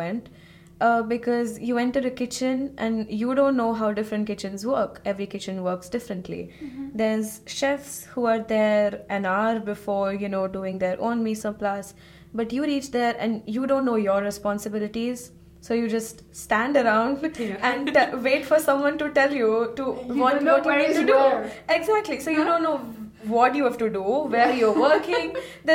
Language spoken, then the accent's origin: English; India; moved away as an adult; now in Switzerland; I come from India